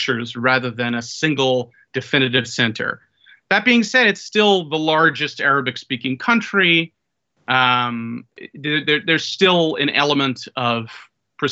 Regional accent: United States; as an American male

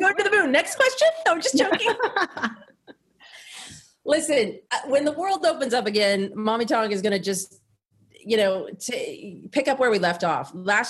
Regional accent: the South, United States; We're both from the South, but we have very progressive views.

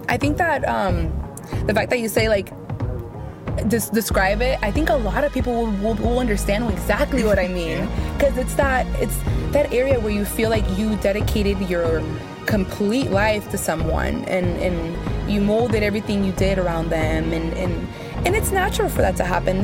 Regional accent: Oakland, California, United States; also born or lived in San Francisco; I was raised in East Oakland

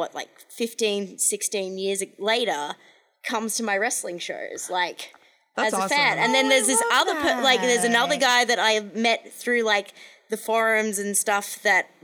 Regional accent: Australia; moved away; I'm Australian

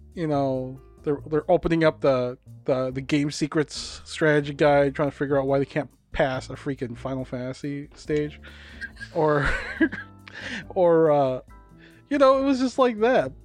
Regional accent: Hopkins, United States; I grew up in Hopkins

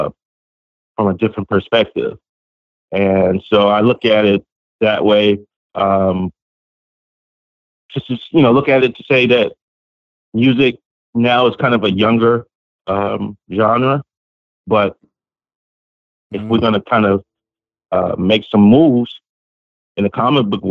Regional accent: Los Angeles, California, United States; I grew up in Los Angeles.

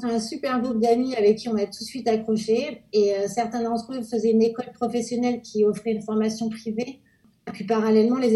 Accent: Normandy, France; also born or lived in Jura, France; je suis née dans le Jura, dans les Pyrénées près de la Suisse. Ensuite, mes parents ont déménagé en Normandie où ils avaient un restaurant. J'ai été à l'école en Normandie jusqu'au lycée

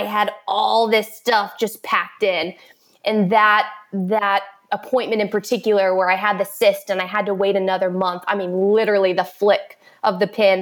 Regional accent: Orlando, Florida, United States; I was born and raised in Orlando, Florida, which is where I currently live

